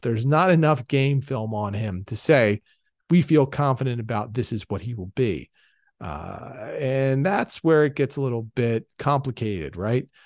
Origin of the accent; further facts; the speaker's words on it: Philadelphia, Pennsylvania, United States; I'm from Philadelphia